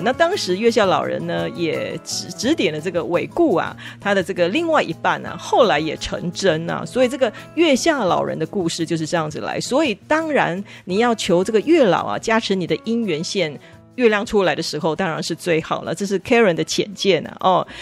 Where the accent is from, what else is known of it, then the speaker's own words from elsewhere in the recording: Taiwan; 我们台湾人